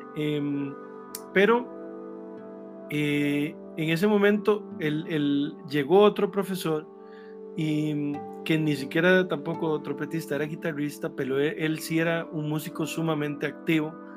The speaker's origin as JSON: {"language": "Spanish", "town": "Grecia", "region": "Alajuela", "country": "Costa Rica", "said": "yo soy de Grecia, en Alajuela, en Sarchí"}